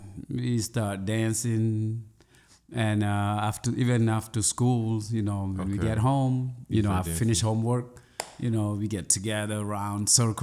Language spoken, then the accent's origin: English; Senegal; English is a second language; now in Chicago, United States; …. I always spell my name, …. I am originated from Senegal in West Africa, and I live in Chicago.